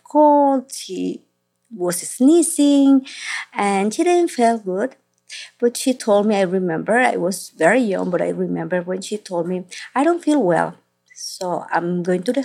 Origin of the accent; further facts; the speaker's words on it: Caracas, Capital District, Venezuela; moved away as an adult; now in United States; I was born in Caracas, Venezuela